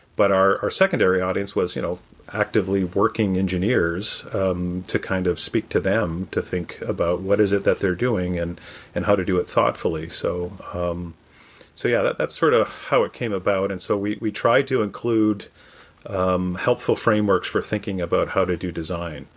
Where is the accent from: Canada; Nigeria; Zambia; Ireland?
Canada; moved away as an adult; now in United States; my home country of Canada